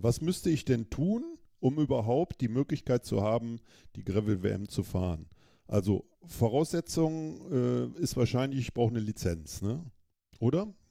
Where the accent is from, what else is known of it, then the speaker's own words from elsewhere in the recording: Germany; ich muss mich nicht als Deutscher in Deutschland qualifizieren